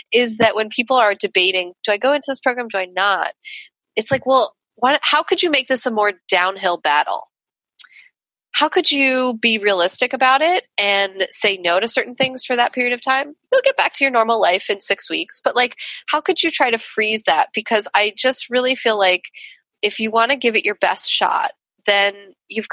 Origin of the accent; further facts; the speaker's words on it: New York, United States; where I grew up in New York